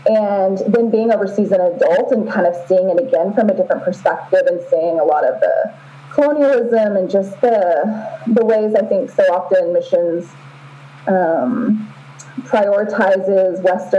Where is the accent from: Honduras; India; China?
Honduras; moved away as an adult; also born or lived in Southern United States / Costa Rica; So I grew up in that environment in Honduras and Costa Rica until college.